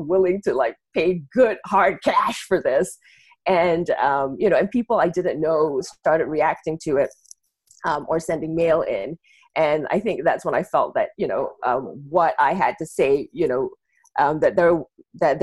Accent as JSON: {"language": "English", "country": "Malaysia", "tie": "born or raised there", "moved": "yes", "lives_now": "United States", "said": "growing up in Malaysia, even from a young age"}